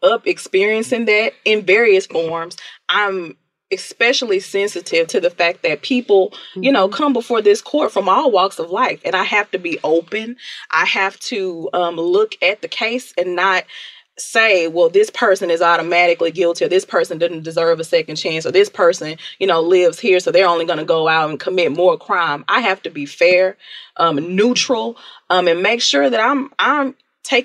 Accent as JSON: {"language": "English", "town": "Houston", "region": "Texas", "country": "United States", "tie": "born or raised there", "said": "I'm from South Park, and I say it all the time, very proud of where I came from."}